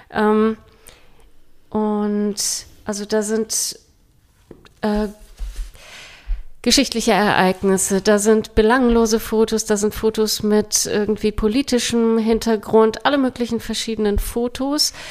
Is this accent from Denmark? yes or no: yes; Denmark; Ich bin ja selbst in Dänemark aufgewachsen und wir hatten dieses Liederbuch auch